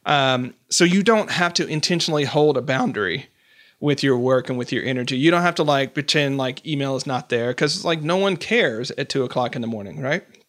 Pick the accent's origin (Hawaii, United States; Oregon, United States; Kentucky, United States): Oregon, United States; Portland; I'm from Portland, Oregon